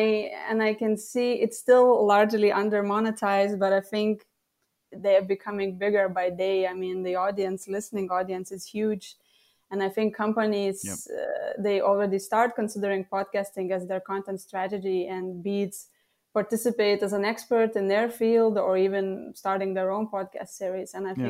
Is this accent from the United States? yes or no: no; Lithuania; first language Lithuanian; English is a second language; as a freelance copywriter and translator, actually, translating from English to Lithuanian, which is my mother tongue, and vice versa.